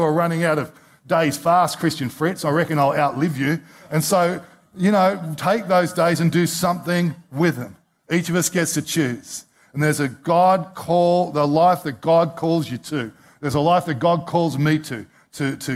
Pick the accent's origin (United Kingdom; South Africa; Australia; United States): Australia; as one Australian to another